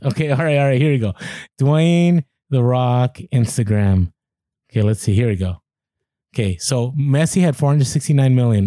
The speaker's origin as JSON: {"language": "English", "country": "United States", "said": "a lot of us in America, we're very American-centric"}